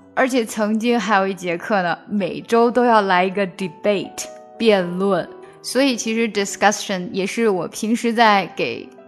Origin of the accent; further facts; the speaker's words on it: China; 我们中国人